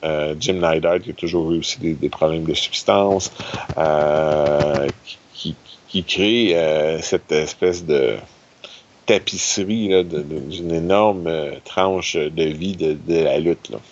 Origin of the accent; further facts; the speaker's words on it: Quebec, Canada; en tant que Québécois